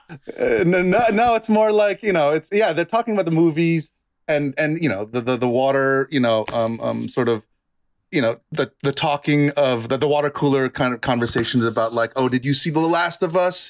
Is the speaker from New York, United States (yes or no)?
yes; New York, United States; also born or lived in Bronx / Westchester / Yonkers; I grew up in New York